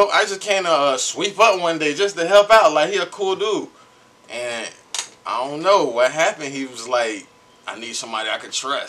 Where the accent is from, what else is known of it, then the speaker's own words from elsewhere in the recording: Fort Lauderdale, Florida, United States; now in Atlanta, United States; I'm from Fort Lauderdale, Florida.